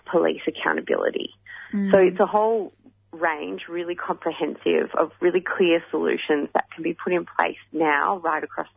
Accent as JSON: {"language": "English", "country": "Australia", "said": "this is part of who we are as Australian"}